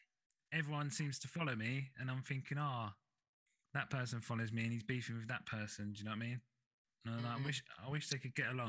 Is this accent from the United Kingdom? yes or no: yes; Essex, East of England, United Kingdom; I'm from Essex. I'm from Essex